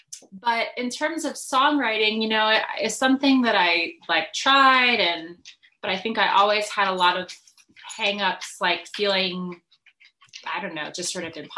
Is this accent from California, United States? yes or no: no; New Jersey, United States; now in Asheville, United States; I'm a musician based out of Asheville, North Carolina, right now, but originally I grew up in New Jersey